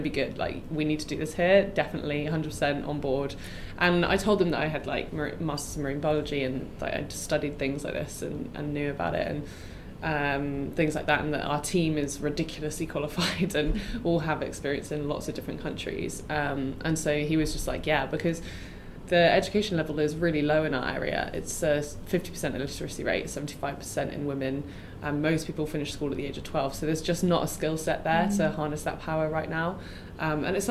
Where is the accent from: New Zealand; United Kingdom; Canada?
United Kingdom; England; moved away as an adult; now in Mozambique; I'm from England